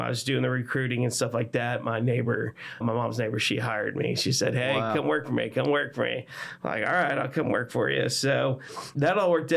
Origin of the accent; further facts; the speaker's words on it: Texas, United States; also born or lived in Chicago, Illinois; I was born outside of Chicago, but then moved down here to Texas when I was young.